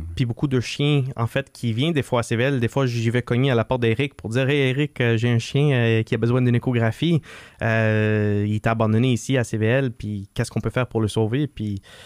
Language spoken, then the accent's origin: French; Laval, Quebec, Canada; on est des Lavalois